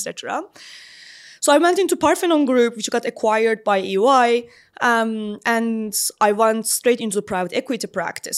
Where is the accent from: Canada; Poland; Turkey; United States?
Turkey; Istanbul; moved away as an adult; now in London, United Kingdom; I was born in Istanbul and lived, uh, maybe like half of my life there